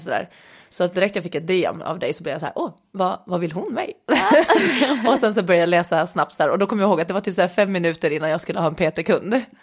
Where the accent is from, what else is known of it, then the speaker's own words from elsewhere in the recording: Åland, Åland Islands; accent: Åland dialect; now in Lidingö, Sweden; kommer från Åland ursprungligen, som kan höras lite på min dialekt ibland, eh, även efter många år i Sverige